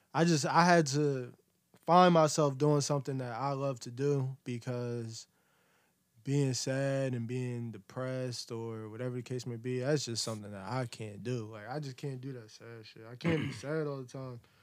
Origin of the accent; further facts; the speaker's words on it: Camden, New Jersey, United States; I'm from Camden, New Jersey.